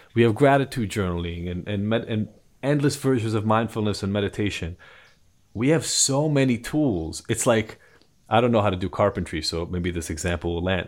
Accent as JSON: {"language": "English", "country": "Israel", "second_language": "English", "moved": "yes", "lives_now": "United States", "said": "I'm from Israel originally, so I am a first generation, um, immigrant to the States"}